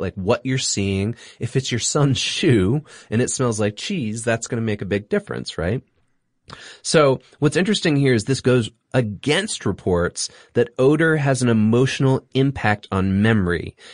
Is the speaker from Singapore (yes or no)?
yes; Singapore; moved away; I grew up in Singapore.